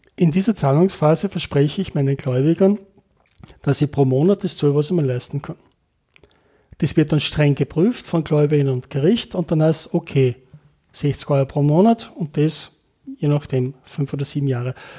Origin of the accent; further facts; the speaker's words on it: Linz, Upper Austria, Austria; moved away as an adult; also born or lived in Innsbruck; now in Linz, Austria; als geborener Oberösterreicher und maturiert in Linz